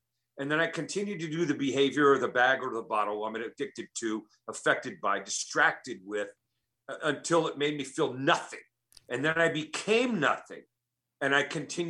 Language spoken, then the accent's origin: English; Oakland, California, United States; I was born and raised in Oakland, okay. California